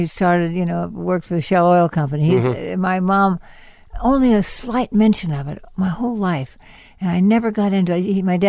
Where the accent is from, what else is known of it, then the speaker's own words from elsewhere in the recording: Los Angeles, California, United States; Well, I grew up in San Fernando, Granada Hills. And then moved to town in the 10th grade.